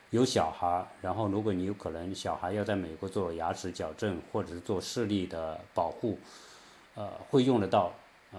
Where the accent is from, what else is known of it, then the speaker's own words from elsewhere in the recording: China; also born or lived in California; now in United States; 作为，呃，中国人到这边